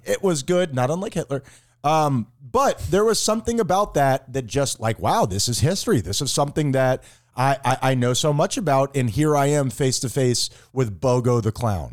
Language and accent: English; South Florida, United States; I was growing up in South Florida in the eighties